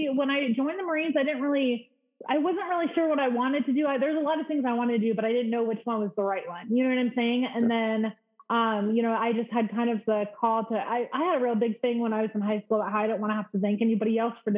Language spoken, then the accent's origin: English; Las Vegas, Nevada, United States; also born or lived in Detroit, Michigan; In Vegas. I mean, I was born in Detroit, but I grew up in Vegas